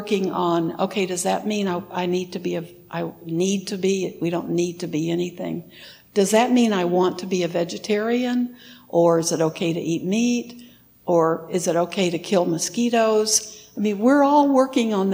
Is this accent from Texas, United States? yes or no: yes; Texas, United States; moved away; also born or lived in Wisconsin; I lived in Wisconsin for 30 years, and I grew up in Texas